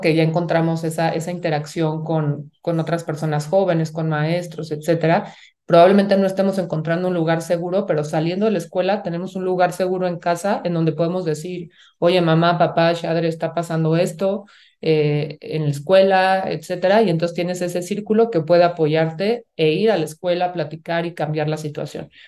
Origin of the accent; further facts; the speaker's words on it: Mexico; como sociedad mexicana y latina nos han enseñado